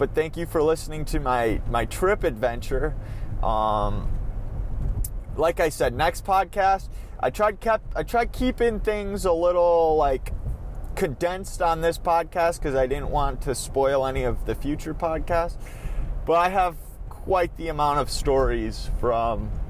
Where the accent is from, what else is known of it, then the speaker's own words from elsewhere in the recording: Minnesota, United States; accent: Minnesotan; my Minnesotan accent